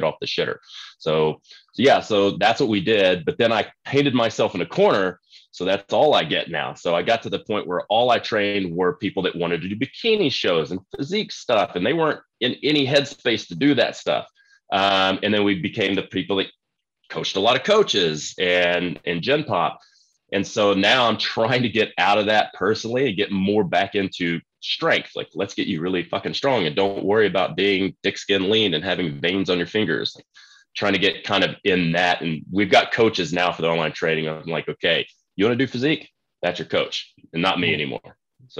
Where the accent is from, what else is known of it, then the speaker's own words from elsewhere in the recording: Texas, United States; I grew up in Texas and started training when I was about 8 years old to get ready for Texas football